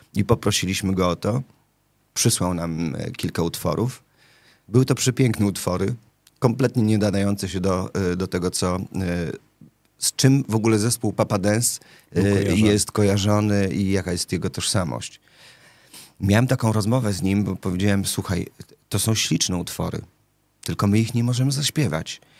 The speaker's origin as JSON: {"language": "Polish", "town": "Łódź", "region": "Łódź Voivodeship", "country": "Poland", "tie": "born or raised there", "moved": "yes", "said": "jestem e, rodowitym łodzianinem, bo tam się urodziłem"}